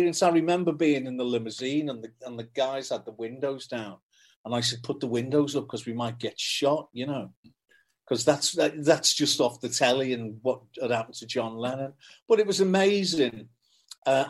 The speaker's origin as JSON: {"language": "English", "town": "Liverpool", "region": "North West England", "country": "United Kingdom", "said": "I'm from Kensington in Liverpool, which is a very working class area."}